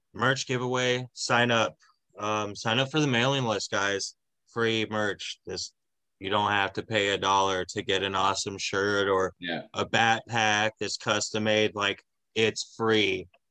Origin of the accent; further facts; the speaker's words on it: San Diego, California, United States; also born or lived in Fox Cities, Wisconsin; now in Wisconsin, United States; my hometown, San Diego